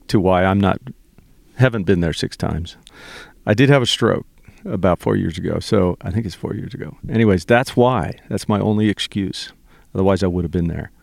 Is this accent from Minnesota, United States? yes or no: no; Santa Barbara, California, United States; I'm from Santa Barbara, California, was born and raised there